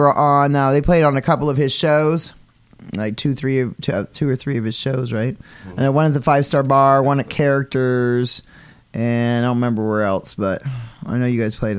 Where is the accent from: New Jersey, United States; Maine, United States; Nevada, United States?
Maine, United States; I'm from Maine